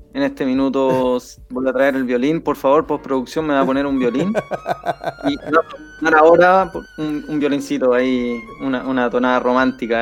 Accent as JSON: {"language": "Spanish", "country": "Chile", "said": "somos los mismos chilenos"}